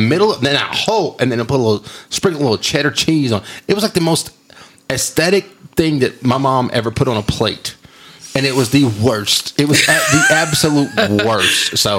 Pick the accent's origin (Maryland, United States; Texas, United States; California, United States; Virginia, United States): Texas, United States; Like, I'm from West Texas, and this is where it's from.